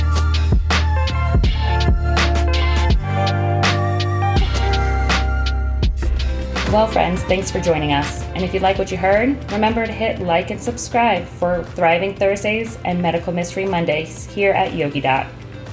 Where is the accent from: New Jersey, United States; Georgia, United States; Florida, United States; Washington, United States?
Florida, United States; I grew up in Florida